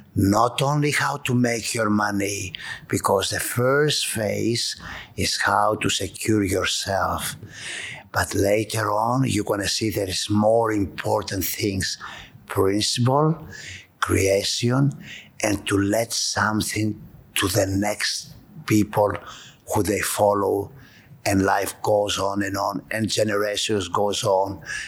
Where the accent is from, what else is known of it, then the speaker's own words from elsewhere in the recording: Montreal, Quebec, Canada; when I came from Montreal, I always loved public.